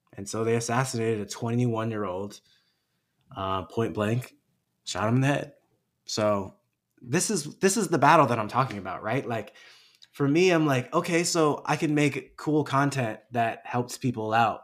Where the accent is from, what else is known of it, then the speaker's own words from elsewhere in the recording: United States; fellow Chinese American